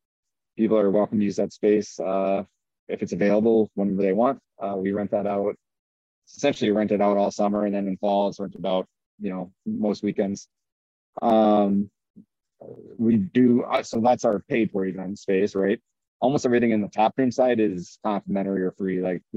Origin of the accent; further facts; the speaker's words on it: Minnesota, United States; Oh yeah. My mom's still out there out in Minnesota.